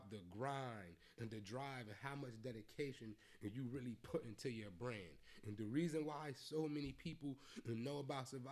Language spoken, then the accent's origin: English; Atlanta, Georgia, United States; moved away; I'm from Atlanta